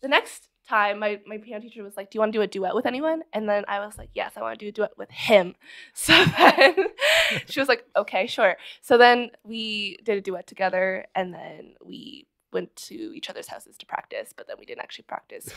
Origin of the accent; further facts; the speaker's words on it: Barrie, Ontario, Canada; also born or lived in Scarborough, Toronto; I lived in Scarborough until I was, like, two, and then we moved to Barrie, Ontario, because we could actually afford to buy a house there